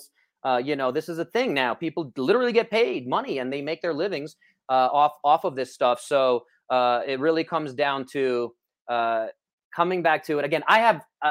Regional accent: New York, United States; I grew up in New York

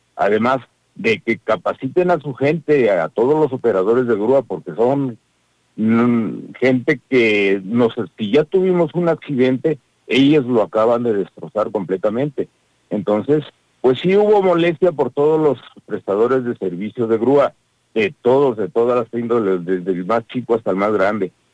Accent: Querétaro, Mexico; Nosotros somos ciudadanos de Querétaro

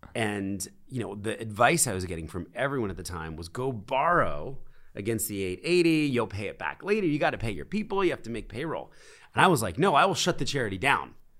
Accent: Philadelphia, Pennsylvania, United States; moved away; also born or lived in New York City; I was born in Philadelphia. I was raised in a very conservative Christian home

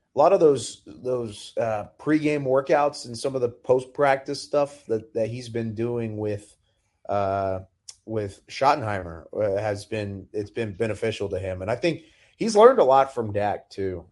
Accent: Texas, United States; I grew up in Texas

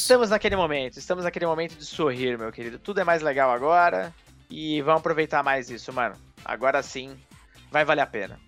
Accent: Pouso Alto, Minas Gerais, Brazil; lá na minha cidade onde eu nasci, Pouso Alto, grande, Minas Gerais

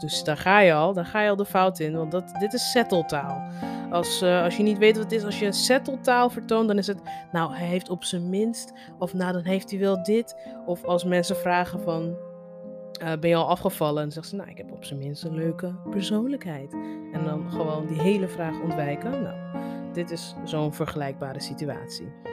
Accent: Netherlands; Kijk, ik ben ook Nigeriaans. Alleen ik ben in Nederland opgegroeid.

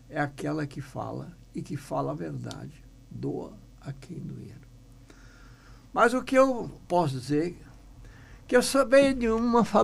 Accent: Picada Delfina, Brazil; first language German; Portuguese is a second language; numa cidade bem pequena, assim, uma vila lá, Picada Delfina. Né? Isso. Eu não sabia até seis anos, eu não sabia falar uma palavra em português, porque lá onde morávamos, só falava alemão.

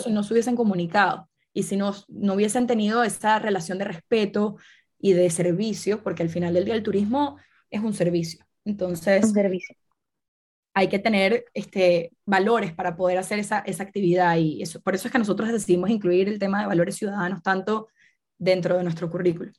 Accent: Venezuela; yo soy de Venezuela

